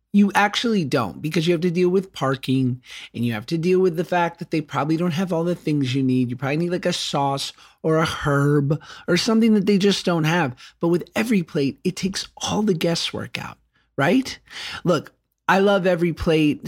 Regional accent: Los Angeles, California, United States; I'm from Los Angeles

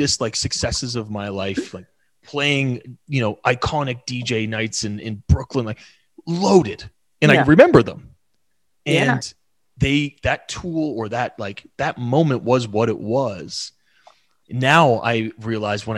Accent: Canada; we're Canadian

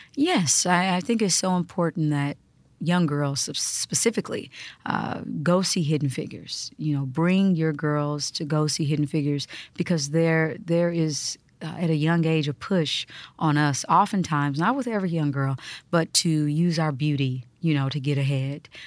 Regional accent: Kansas, United States; born or raised there; moved away

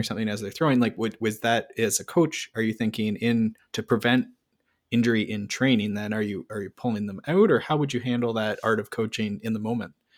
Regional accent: Canada; We're, we're Canadian

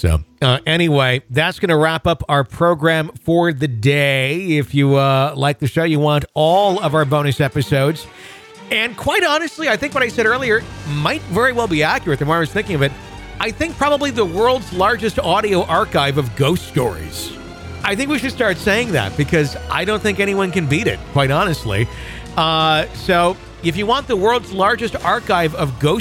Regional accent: Wisconsin, United States; the Lutheran Home in my hometown in Wisconsin

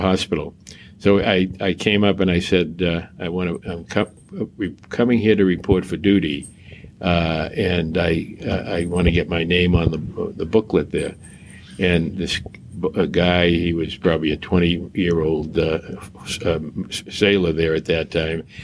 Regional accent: Boston, Massachusetts, United States; I grew up in Mattapan uh, and uh, Dorchester in Boston.

